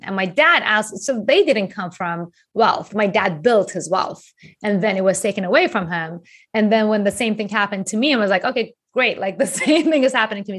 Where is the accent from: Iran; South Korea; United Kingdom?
Iran; moved away as an adult; also born or lived in Japan; now in United States; I grew up in Iran